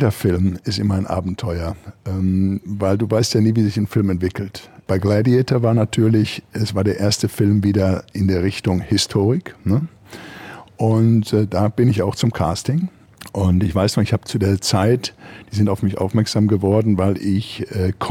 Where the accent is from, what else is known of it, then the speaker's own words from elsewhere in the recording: Germany; Und da war auch erstmal ich als Deutscher nicht immer der Bösewicht